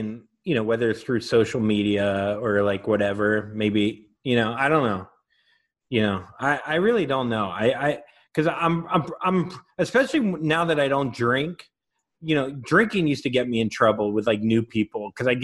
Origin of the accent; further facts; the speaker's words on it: Florida, United States; I'm from Florida